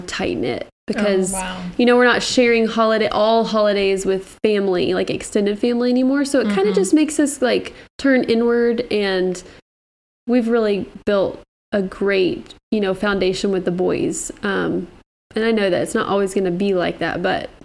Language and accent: English; Dallas-Fort Worth, Texas, United States; moved away as an adult; now in Ohio, United States; I grew up in Texas. Both my husband and I grew up in Texas.